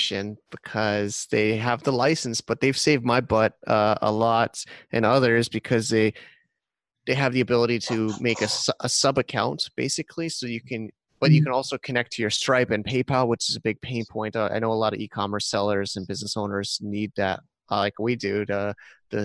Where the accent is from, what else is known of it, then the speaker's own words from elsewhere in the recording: United States; now in Thailand; I'm an American guy in Thailand